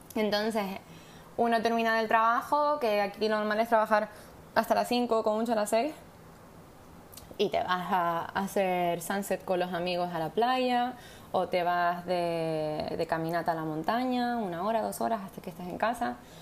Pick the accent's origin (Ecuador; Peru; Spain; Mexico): Spain; now in South Africa; no sé si soy la española, pero desde luego soy española.